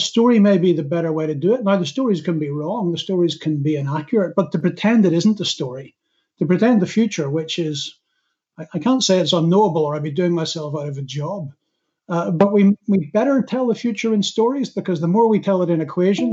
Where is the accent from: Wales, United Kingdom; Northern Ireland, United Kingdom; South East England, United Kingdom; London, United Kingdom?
Northern Ireland, United Kingdom; I'm from Northern Ireland